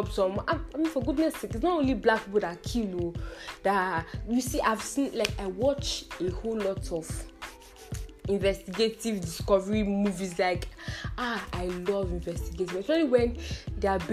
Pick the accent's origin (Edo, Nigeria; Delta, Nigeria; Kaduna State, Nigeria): Edo, Nigeria; I'm also from Edo State